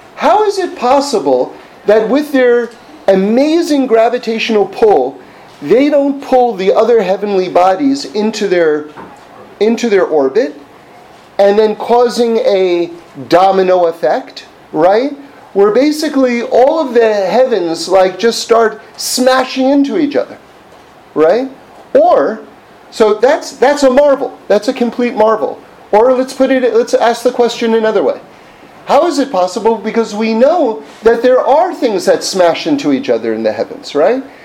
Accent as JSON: {"language": "English", "town": "New York City", "region": "New York", "country": "United States", "tie": "born or raised there", "said": "I grew up on the Upper West Side of, of, of Manhattan, like in the 70s"}